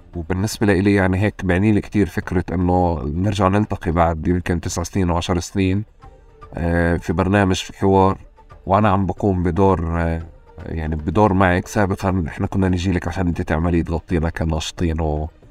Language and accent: Arabic; Tulkarm, West Bank, Palestine; وإحنا كنا ساكنين يعني في طول كرم